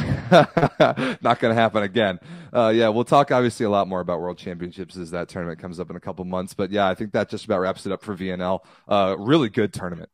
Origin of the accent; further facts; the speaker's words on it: United States; I'm American